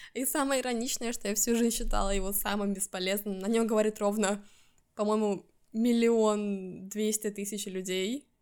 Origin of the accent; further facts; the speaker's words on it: Estonia; first language Russian; moved away as an adult; now in Stockholm, Sweden; Я родилась в Эстонии, в русскоязычной семье